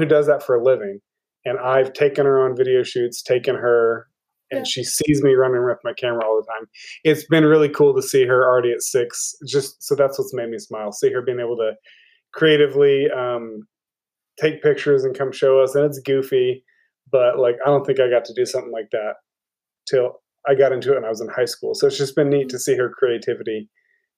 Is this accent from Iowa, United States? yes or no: no; Norman, Oklahoma, United States; I'm from Oklahoma, pretty much. I grew up in Norman, lived there since I was two